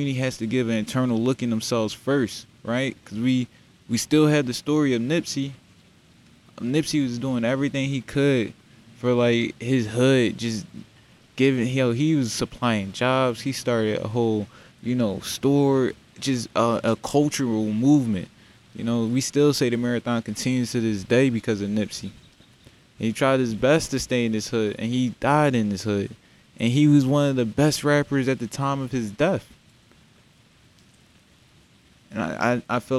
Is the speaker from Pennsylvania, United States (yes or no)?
yes; Philadelphia, Pennsylvania, United States; also born or lived in Darby, Pennsylvania; I'm from Darby Borough, Southwest Philly. Grew up in both those areas